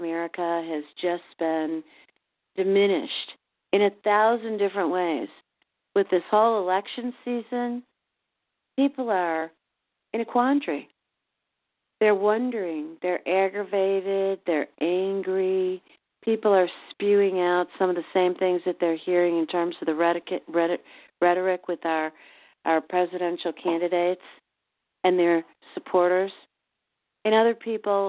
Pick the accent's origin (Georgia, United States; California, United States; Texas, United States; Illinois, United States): Illinois, United States; Chicago; now in St. Louis, United States; my hometown of Chicago